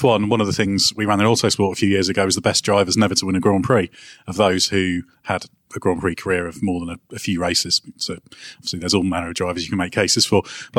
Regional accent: Guernsey; I'm originally from Guernsey

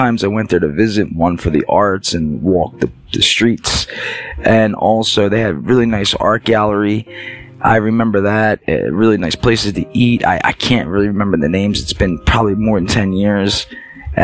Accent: Philadelphia, Pennsylvania, United States; also born or lived in New Jersey; I'm from Philly

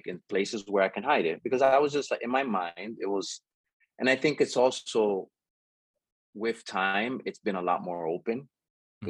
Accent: Jersey City, New Jersey, United States; I grew up in Jersey City, Union City area

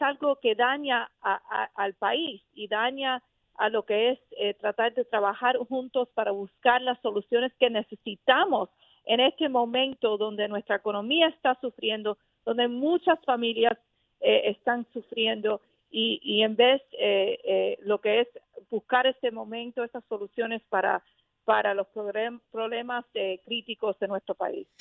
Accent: Miami, Florida, United States; soy de la Florida originalmente, me crié en Miami

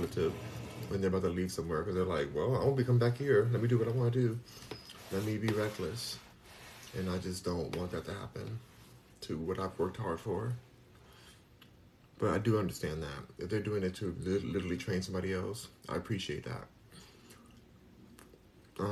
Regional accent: Los Angeles, California, United States; moved away as an adult; now in Houston, United States; I'm from Los Angeles, born and raised in California. I'm in Houston, Texas right now

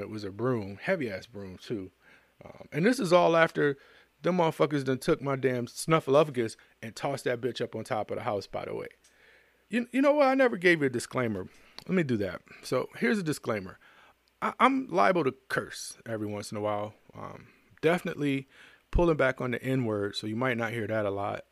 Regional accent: United States; I'm an American.

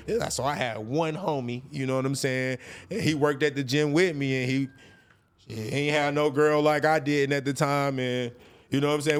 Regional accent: North Carolina, United States; moved away as an adult; now in California, United States; I moved to California from, I'm from North Carolina

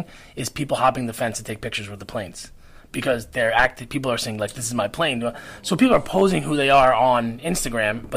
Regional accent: Long Island, New York, United States; I grew up on Long Island

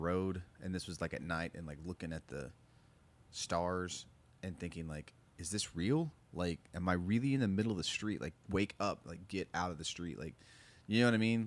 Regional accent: Muskogee, Oklahoma, United States; growing up in Muskogee

